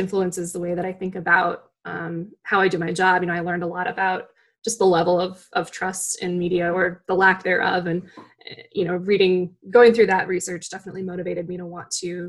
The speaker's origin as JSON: {"language": "English", "region": "Wisconsin", "country": "United States", "tie": "born or raised there", "said": "my home state"}